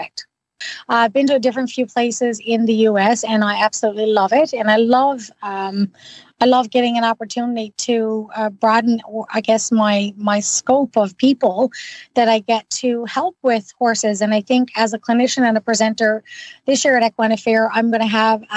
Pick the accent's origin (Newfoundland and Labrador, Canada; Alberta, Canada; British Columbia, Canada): Newfoundland and Labrador, Canada; now in Ottawa, Canada; I'm originally from Newfoundland. Now, I've been gone for quite a long time